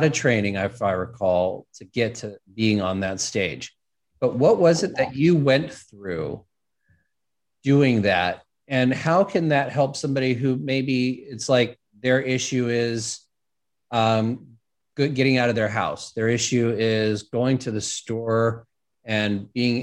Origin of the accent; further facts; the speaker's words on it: Los Angeles, California, United States; growing up in Hollywood